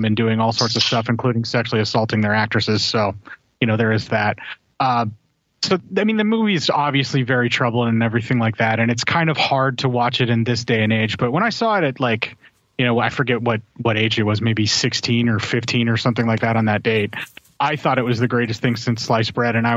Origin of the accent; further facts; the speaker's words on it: United States; I'm American